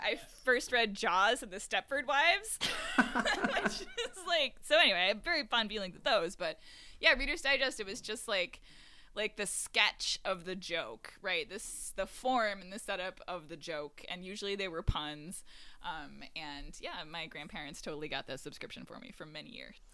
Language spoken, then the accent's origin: English; Syracuse, New York, United States; moved away; also born or lived in Boston; I grew up in upstate New York in Syracuse